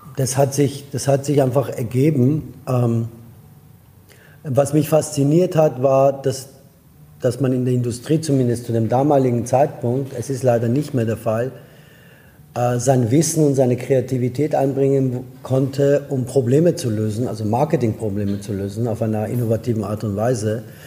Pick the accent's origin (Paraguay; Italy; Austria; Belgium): Austria; German is a second language; moved away as an adult; also born or lived in Iran / France / Germany / United States; now in Barcelona, Spain; bin in Österreich groß geworden